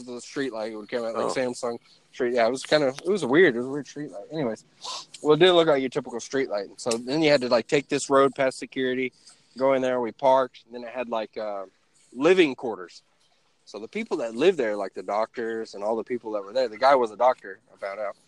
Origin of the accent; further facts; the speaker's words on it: Oklahoma, United States; moved away as an adult; now in Virginia, United States; I'm from Oklahoma.